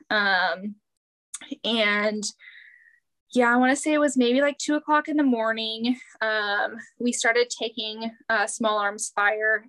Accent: near Green Bay, Wisconsin, United States; accent: Wisconsin; Growing up near Green Bay

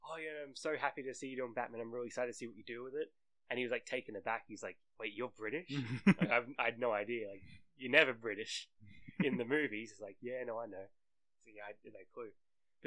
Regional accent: Australia; I'm Australian

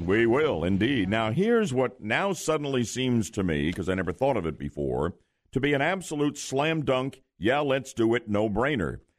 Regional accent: Glen Rock, New Jersey, United States; now in Orlando, United States; when I was a kid growing up in Glen Rock, New Jersey

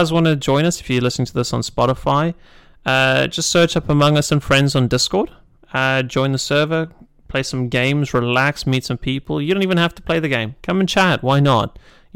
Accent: United Kingdom; I'm British

